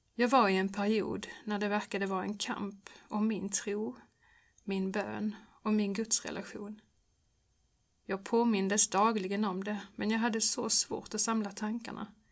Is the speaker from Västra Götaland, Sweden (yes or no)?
no; Örkelljunga, Skåne, Sweden; det fanns en barnkör i missionshuset i Örkelljunga där jag växte upp